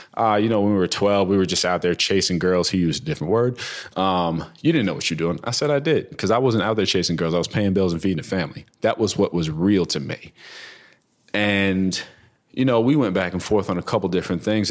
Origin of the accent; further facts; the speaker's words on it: New Jersey, United States; also born or lived in New York; I grew up between Jersey and New York as a kid, um, bounced all around Jersey, like Trenton, Clinton, Hackensack